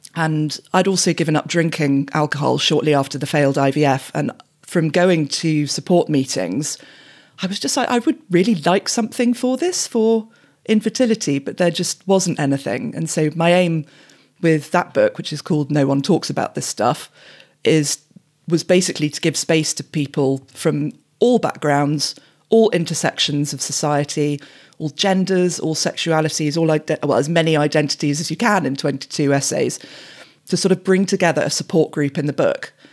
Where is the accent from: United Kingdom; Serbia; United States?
United Kingdom; England; growing up in England in the nineties